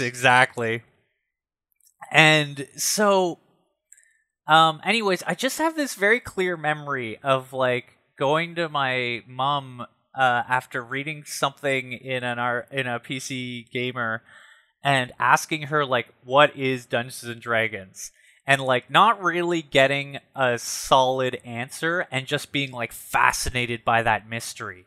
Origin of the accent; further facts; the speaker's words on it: Ottawa, Ontario, Canada; when I was growing up in the South End